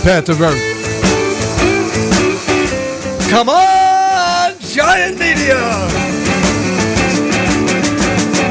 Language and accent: English; New York City, New York, United States; I'm from Brooklyn. I blame my inability to speak well on having come from Brooklyn